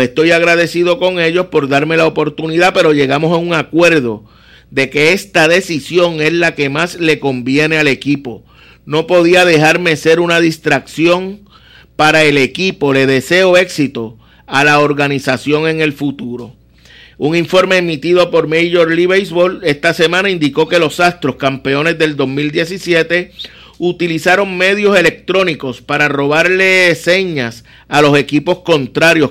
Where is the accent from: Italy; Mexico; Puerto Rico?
Puerto Rico